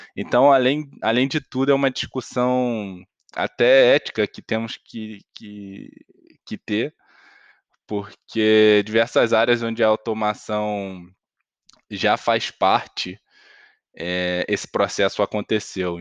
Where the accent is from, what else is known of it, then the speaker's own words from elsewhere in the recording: Brazil; a gente, enquanto brasileiro